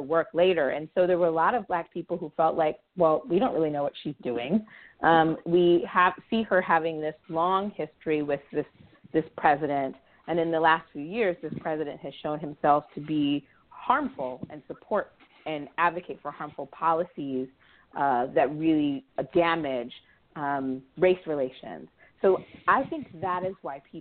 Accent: Baltimore, Maryland, United States; my hometown in Baltimore

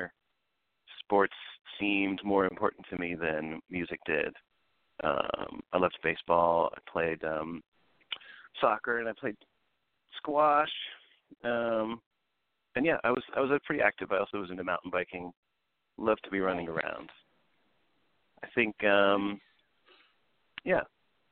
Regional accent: Philadelphia, Pennsylvania, United States; I grew up in Philadelphia

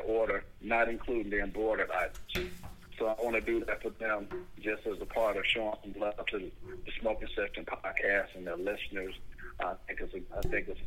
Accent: Buffalo, New York, United States; now in Atlanta, United States; I was born in Buffalo

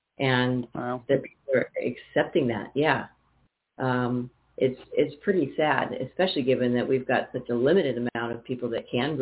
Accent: Napa, California, United States; moved away; I want to move back to California, where I'm from, Northern California. And now I'm from Napa

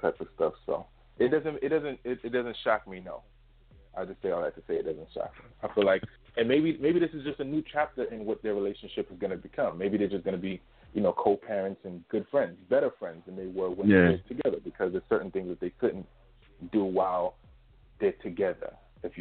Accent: United States; we're from America

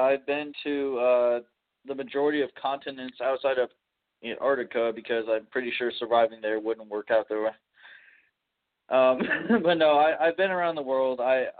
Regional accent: Champaign, Illinois, United States; also born or lived in Chicago; I'm from Champaign, Illinois.

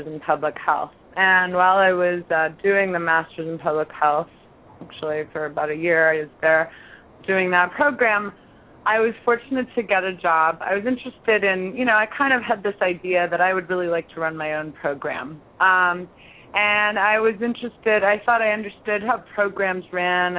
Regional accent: Toronto, Ontario, Canada; moved away as an adult; now in New York City, United States; I grew up in Toronto

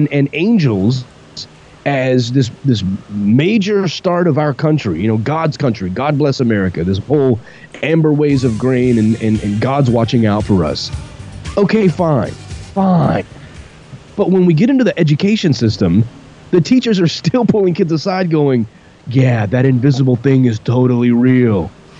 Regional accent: Texas, United States; growing up in Texas

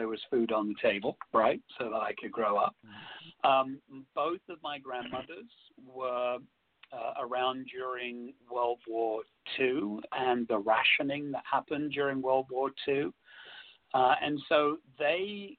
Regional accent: London, United Kingdom; where I grew up in London, there were lots of families from different areas

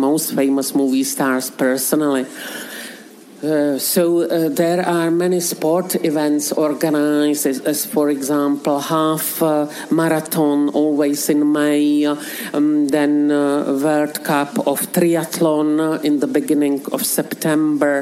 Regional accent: Czechia

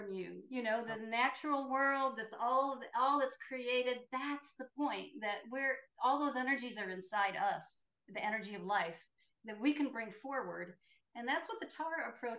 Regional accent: the Midwest of the United States, United States; I grew up Catholic in the Midwest of the United States

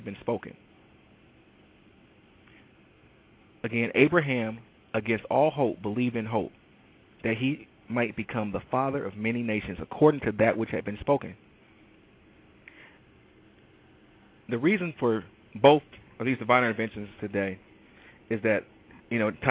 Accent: Detroit, Michigan, United States; I am from Detroit, Michigan, and I am an absolute avid Detroit sports fanatic.

